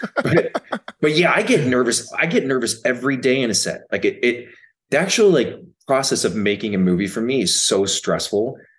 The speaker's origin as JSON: {"language": "English", "region": "Minnesota", "country": "United States", "tie": "born or raised there", "said": "I grew up in Minnesota"}